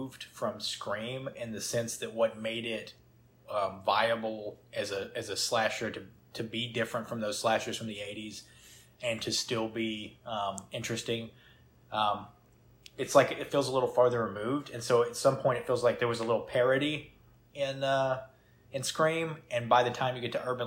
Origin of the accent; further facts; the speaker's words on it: the South, United States; we're from the South.